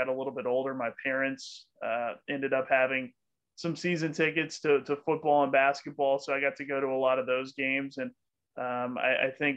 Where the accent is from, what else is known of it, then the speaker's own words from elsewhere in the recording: Louisville, Kentucky, United States; also born or lived in Bowling Green, Kentucky; I grew up here in Louisville